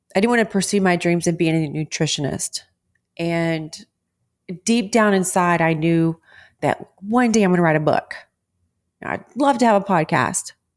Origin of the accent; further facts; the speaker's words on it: Texas, United States; I'm a born and raised Texas girl